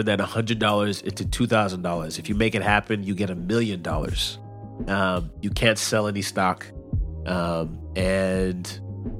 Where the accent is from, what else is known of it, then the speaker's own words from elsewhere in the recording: Los Angeles, California, United States; I'm from Los Angeles